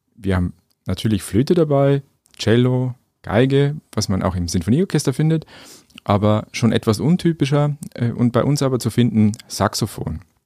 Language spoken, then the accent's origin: German; Schwandorf district, Upper Palatinate, Bavaria, Germany; also born or lived in Munich / Nuremberg / Vienna; Ich bin selber Oberpfälzer, komme aus dem Landkreis Schwandorf